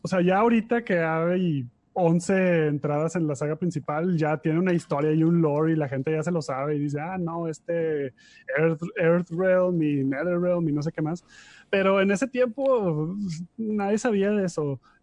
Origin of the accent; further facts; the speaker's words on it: Monterrey, Nuevo León, Mexico; Somos unos pochos regios bien